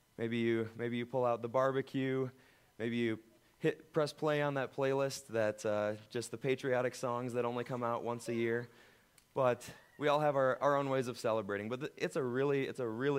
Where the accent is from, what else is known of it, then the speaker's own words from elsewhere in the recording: United States; as Americans